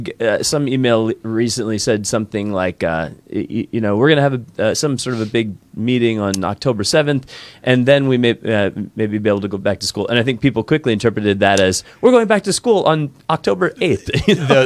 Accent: East Coast, United States; moved away; I grew up in the East Coast

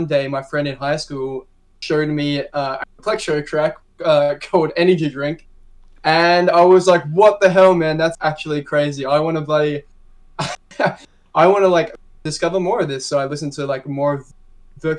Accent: Melbourne, Victoria, Australia; I'm from Melbourne, Australia, and I make bass music

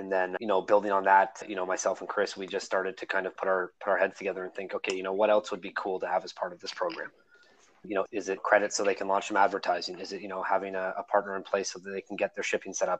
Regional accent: Toronto, Ontario, Canada; born and raised in Scarborough

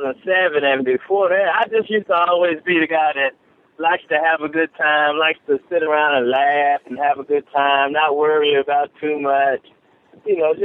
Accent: Chicago, Illinois, United States; now in Memphis, United States; I'm originally from Chicago, Illinois, but I've been staying in Memphis for the last 15 years

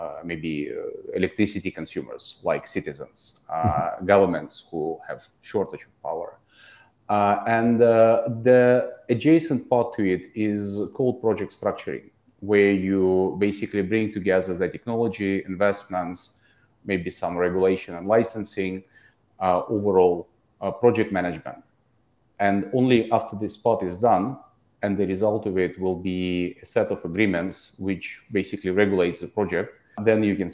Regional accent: Russia; moved away as an adult; now in Singapore; I'm originally from Russia. I live in Singapore for the last 7 years

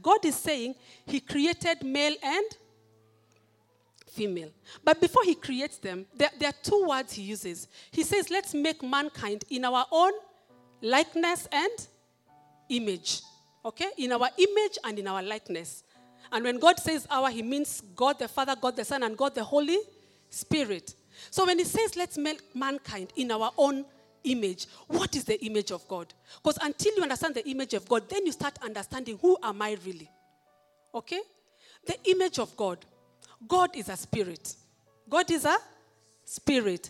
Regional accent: Kenya; I am a Kenyan. I'm proud to be

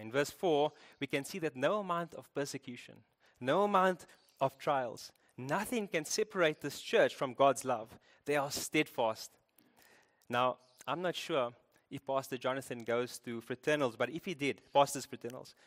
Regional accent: Cape Town, Western Cape, South Africa; I'm from Cape Town. You can hear

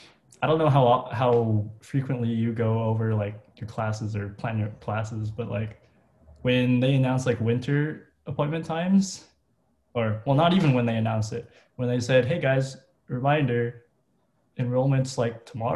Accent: Philippines; okay, I'm Filipino, but I don't really know mm-hmm. that much about

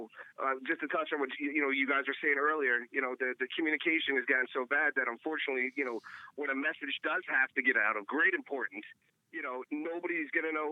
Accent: New York, United States; I'm a cousin of Jeremy's. I'm from New York.

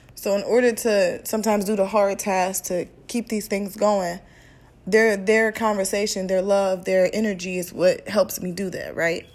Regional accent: Midwest, United States; I'm from the Midwest.

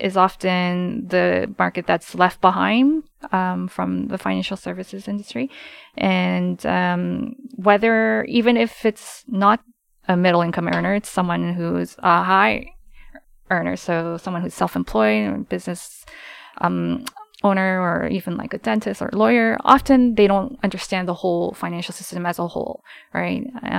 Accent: Canada; And I was born and raised in Canada for the most part, so.

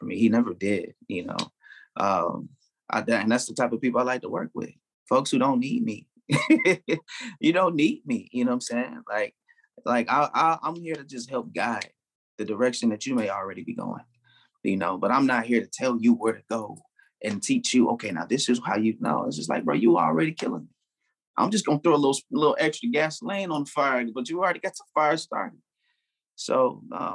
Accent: Chicago, Illinois, United States; also born or lived in Memphis / Atlanta; now in Phoenix, United States; I grew up in Chicago, but at the same time, like, I lived in Memphis as well. You know what I'm saying? I lived in ATL as well. I'm in Phoenix now.

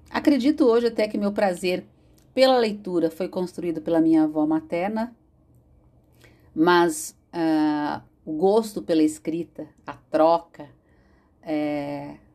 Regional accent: São Paulo, Brazil; born there; Morava em São Paulo, nasci em São Paulo

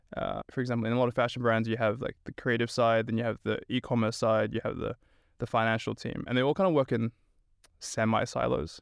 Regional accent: Sydney, New South Wales, Australia; moved away as an adult; also born or lived in Stockholm, Sweden; now in Sweden; I'm originally from Sydney, Australia

